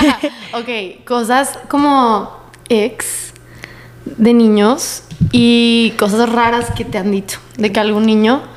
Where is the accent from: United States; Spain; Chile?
United States; El Paso, Texas; moved away; que no me conocen por ser del paso